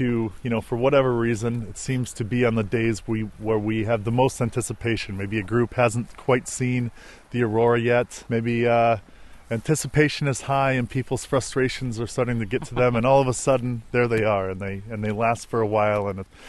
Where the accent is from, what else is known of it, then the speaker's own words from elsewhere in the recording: Colorado, United States; moved away as an adult; also born or lived in Anchorage, Alaska; I'm from Colorado, and I went to school in Anchorage